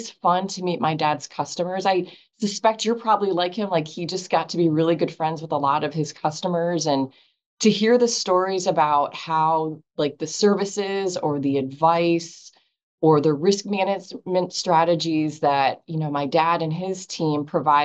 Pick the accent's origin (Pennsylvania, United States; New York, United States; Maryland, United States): Pennsylvania, United States; Erie; I grew up in Erie, Pennsylvania